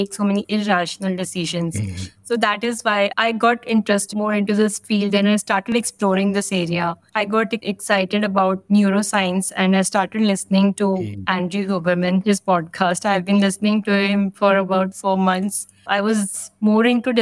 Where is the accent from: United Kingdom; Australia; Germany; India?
India; New Delhi, Delhi; I'm from New Delhi, India.